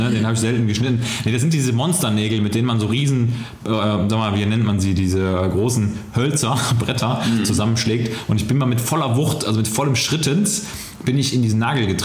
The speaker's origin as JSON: {"language": "German", "town": "Mönchengladbach", "region": "North Rhine-Westphalia", "country": "Germany", "tie": "born or raised there", "said": "Ich habe wirklich einen Großteil meiner Jugend in den Ferien, also wirklich in den Ferien konzentriert auf dem Abi, so nannte der sich damals"}